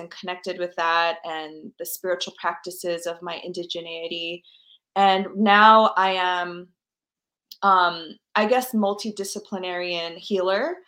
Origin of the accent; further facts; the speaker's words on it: New York, United States; I'm American, born in New York